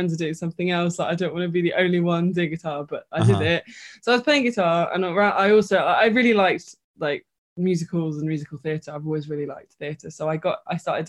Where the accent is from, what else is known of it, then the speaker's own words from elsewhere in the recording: London, United Kingdom; I've always lived in North London. Grew up here.